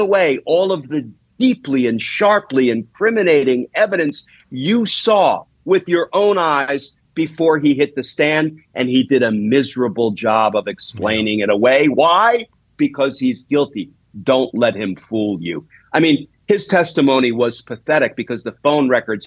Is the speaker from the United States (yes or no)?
yes; New Jersey, United States; a gutter kid growing up in Jersey